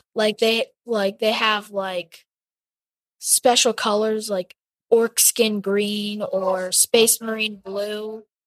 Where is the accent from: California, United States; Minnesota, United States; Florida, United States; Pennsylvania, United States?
Pennsylvania, United States; State College; I'm from State College, Pennsylvania